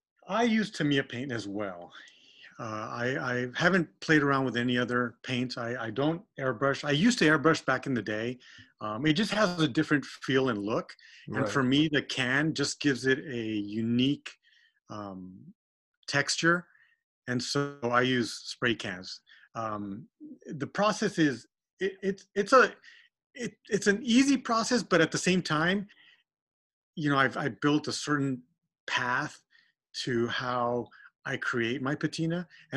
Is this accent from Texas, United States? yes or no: yes; Texas, United States; now in California, United States; I grew up in Texas and there's no rust.